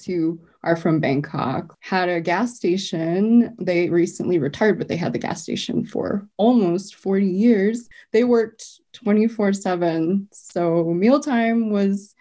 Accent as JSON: {"language": "English", "town": "Arvada", "region": "Colorado", "country": "United States", "tie": "born or raised there", "said": "I grew up in Arvada, so there weren't a lot of Asian students at my school."}